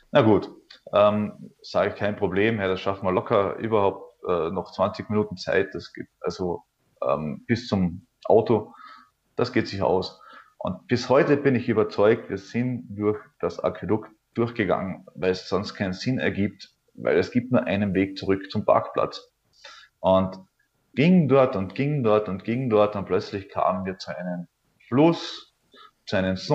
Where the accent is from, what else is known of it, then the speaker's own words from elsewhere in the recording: Althofen, Carinthia, Austria; es gibt äh, hier in der Nähe an meinem Heimatort in Kärnten-Althofen gibt es einen Ort, der nennt sich Frauenstein.